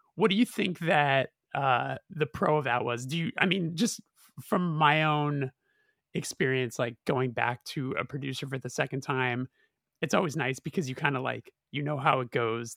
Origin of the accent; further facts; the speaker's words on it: Los Angeles, California, United States; we're from Los Angeles